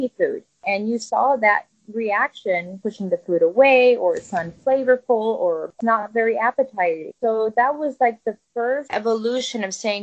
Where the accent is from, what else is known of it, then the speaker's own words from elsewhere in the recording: Zakynthos, Ionian Islands, Greece; now in United States; I come from a family, you know, we were living in Greece on a small island called Zante. There, my parents were farmers